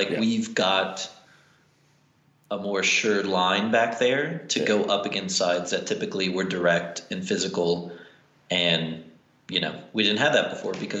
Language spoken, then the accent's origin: English; southern Indiana, United States; moved away; also born or lived in Chicago; I grew up in southern Indiana